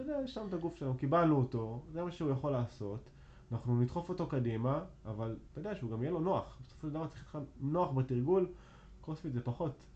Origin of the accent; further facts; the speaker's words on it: Arad, Southern District, Israel; moved away as an adult; also born or lived in Tel Aviv / Jerusalem; now in Rosh HaAyin, Israel; אני גר בראש העין, ובמקור אני בכלל מערד